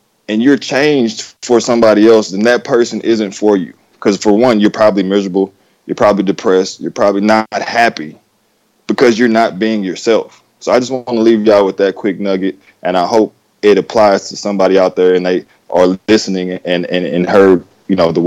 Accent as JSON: {"language": "English", "region": "Texas", "country": "United States", "tie": "born or raised there", "said": "country boy, born and raised in Texas"}